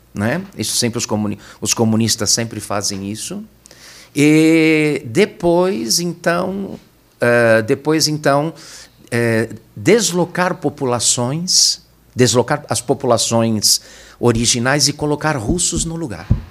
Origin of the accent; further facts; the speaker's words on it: São Paulo, Brazil; Eu nasci, eu sou natural aqui de São Paulo, eu nasci na Moca.